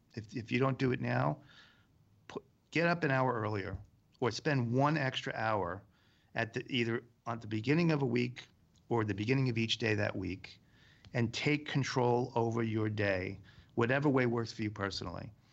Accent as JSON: {"language": "English", "region": "New York", "country": "United States", "said": "being a New Yorker, you deal with all kinds of weather"}